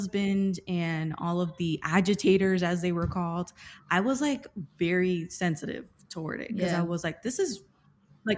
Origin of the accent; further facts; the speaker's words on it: Miami, Florida, United States; I'm half Cuban and I grew up in Miami